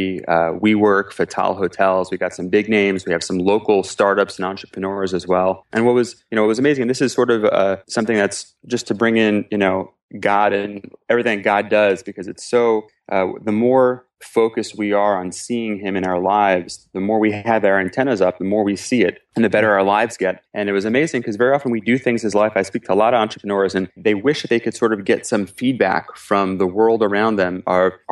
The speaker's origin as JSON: {"language": "English", "town": "Cedarhurst", "region": "New York", "country": "United States", "tie": "born or raised there", "also_born_or_lived": "Newport News, Virginia / Silver Spring, Maryland", "moved": "as an adult", "lives_now": "Israel", "said": "I grew up in Cedarhurst, Long Island in the Five Towns"}